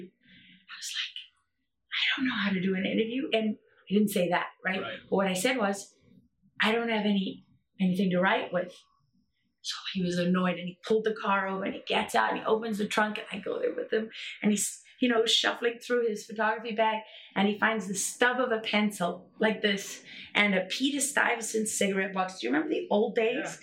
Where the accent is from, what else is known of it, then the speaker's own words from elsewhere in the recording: South Africa; I grew up in South Africa under apartheid